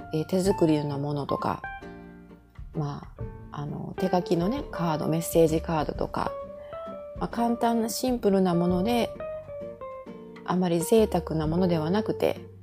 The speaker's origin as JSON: {"language": "Japanese", "country": "Japan", "tie": "born or raised there", "moved": "as an adult", "lives_now": "Canada", "said": "私は日本に生まれてそういう意味ではラッキーだったんですけどこのカナダという移民大国に住んでる"}